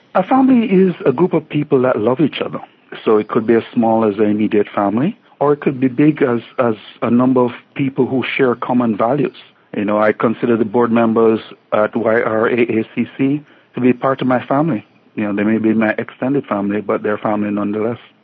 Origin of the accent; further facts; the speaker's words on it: Jamaica; moved away as an adult; now in York Region, Canada; I grew up in Jamaica